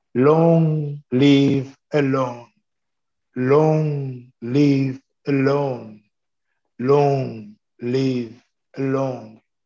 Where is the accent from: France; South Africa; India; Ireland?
France; Lyon, Auvergne-Rhône-Alpes; English is a second language; moved away as an adult; now in Brooklyn, United States; I became a radio journalist in my hometown, uh, Lyon, for a few years